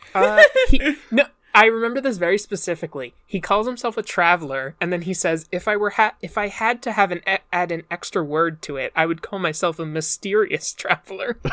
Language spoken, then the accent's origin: English; Northeast, United States; accent: generic American; I'm from the Northeast